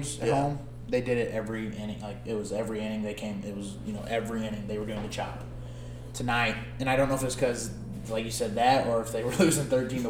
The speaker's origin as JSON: {"language": "English", "town": "St. Louis", "region": "Missouri", "country": "United States", "said": "we're from St. Louis"}